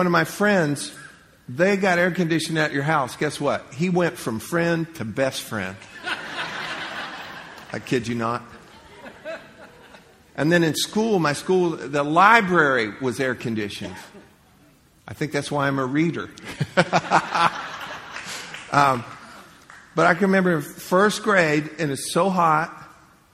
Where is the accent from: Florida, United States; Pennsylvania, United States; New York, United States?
Florida, United States; Central; I grew up in Central Florida